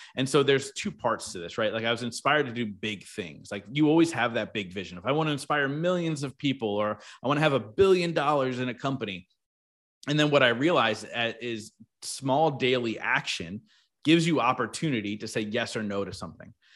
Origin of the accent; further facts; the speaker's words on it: New Jersey, United States; I grew up in South Jersey, so really close to the beach